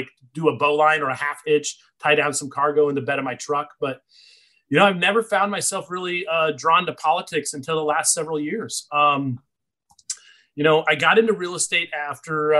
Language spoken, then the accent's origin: English; Anchorage, Alaska, United States; I'm born and raised in Alaska